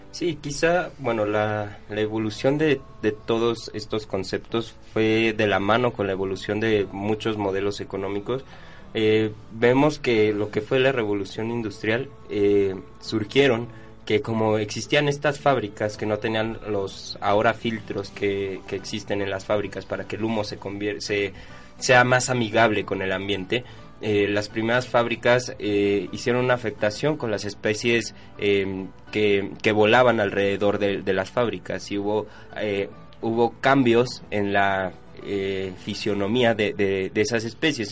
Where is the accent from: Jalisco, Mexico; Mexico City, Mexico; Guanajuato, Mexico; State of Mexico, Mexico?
Mexico City, Mexico; los que somos de la Ciudad de México